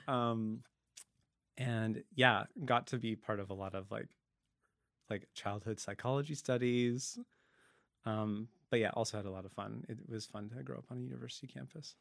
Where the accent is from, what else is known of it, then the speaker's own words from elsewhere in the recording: Langley, British Columbia, Canada; also born or lived in Dallas, Texas; now in Vancouver, Canada; Langley, uh, Langley, BC, Fraser Valley. Um, I grew up there when it was still fields